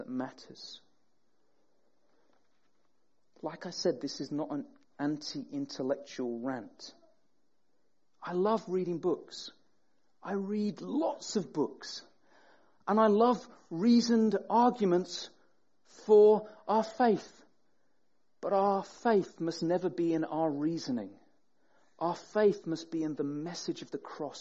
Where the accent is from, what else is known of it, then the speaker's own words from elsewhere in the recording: Sheffield, Yorkshire and the Humber, United Kingdom; now in Peterborough, United Kingdom; I grew up in Sheffield